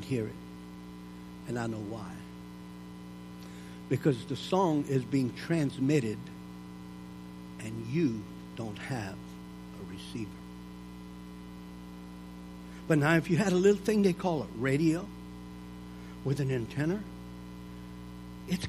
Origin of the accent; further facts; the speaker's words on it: Louisiana, United States; I was raised in Louisiana